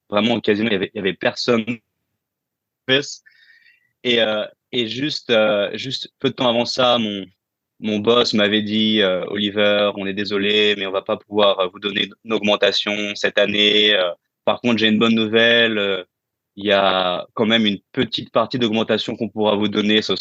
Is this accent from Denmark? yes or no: no; France; moved away as an adult; Euh, ça fait huit ans que j'ai quitté la France.